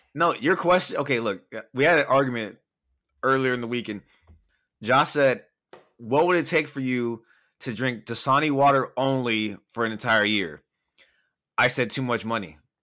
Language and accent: English; Bellflower, California, United States; I'm just a motherfucker from Bellflower